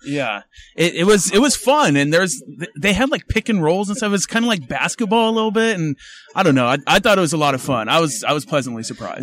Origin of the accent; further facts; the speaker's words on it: Spring Valley, California, United States; Born and raised in Spring Valley